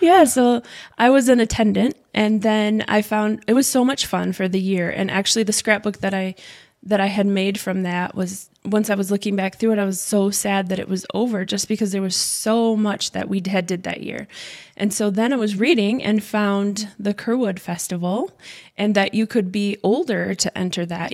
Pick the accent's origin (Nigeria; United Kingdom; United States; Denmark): United States; Bancroft, Michigan; also born or lived in Flint, Michigan / Owosso, Michigan; I was born in Flint, Michigan, raised in Bancroft, and most of my life in Owasso.